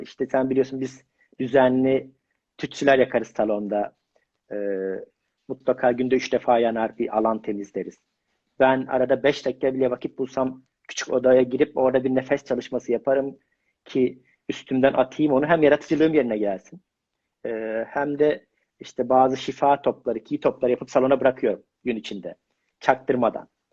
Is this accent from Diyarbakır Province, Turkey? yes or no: no; Mersin, Turkey; now in Istanbul, Turkey; Ben ilk işte Mersinliyim